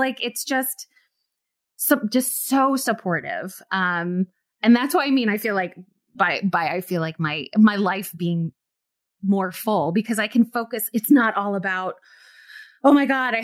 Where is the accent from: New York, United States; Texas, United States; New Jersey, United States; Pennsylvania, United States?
New York, United States; New York City; moved away as an adult; now in Chicago, United States; I'm from New York City. And, you know, and I started acting there